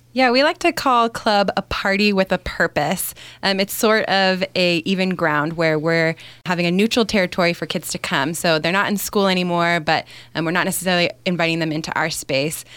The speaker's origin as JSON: {"language": "English", "region": "California", "country": "United States", "tie": "born or raised there", "moved": "yes", "said": "I grew up in California and attended Young Life when I was in high school"}